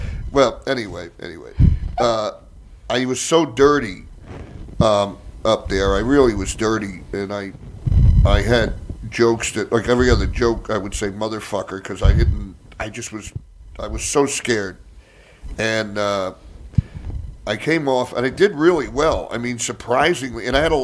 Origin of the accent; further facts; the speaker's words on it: New Jersey, United States; I'm from Jersey